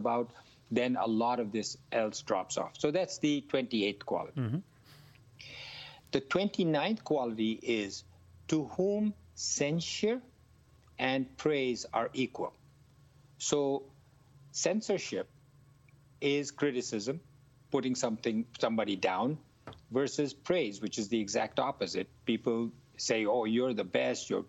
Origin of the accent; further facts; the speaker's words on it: India; I grew up in India